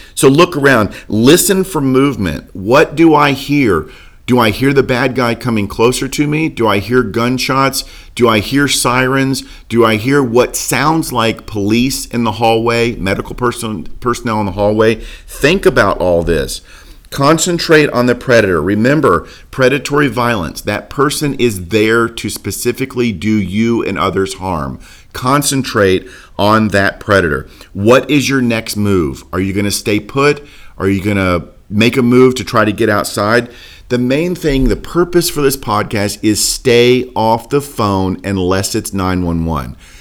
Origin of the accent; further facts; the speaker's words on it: Port Orange, Florida, United States; now in Lynchburg, United States; I live in Lynchburg, Virginia now. Born and raised in Daytona, Port Orange, Florida area